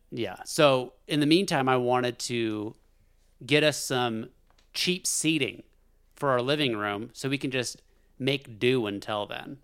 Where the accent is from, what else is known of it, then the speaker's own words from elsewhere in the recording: Alaska, United States; growing up in Alaska